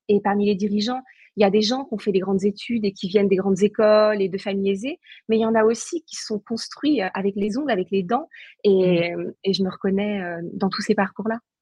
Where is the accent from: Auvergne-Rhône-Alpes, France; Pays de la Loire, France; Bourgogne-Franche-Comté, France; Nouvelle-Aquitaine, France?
Pays de la Loire, France; Saint-Nazaire; moved away; je suis originaire de Saint-Nazaire